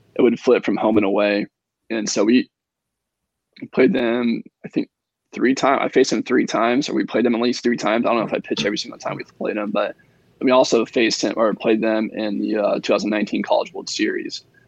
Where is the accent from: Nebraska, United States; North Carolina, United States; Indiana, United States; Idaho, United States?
Indiana, United States; I grew up in Indiana, but I'm right on the I'm right on the Indiana Ohio border